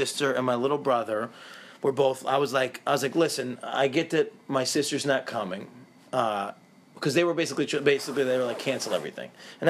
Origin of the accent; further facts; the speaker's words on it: Syracuse, New York, United States; we're from Syracuse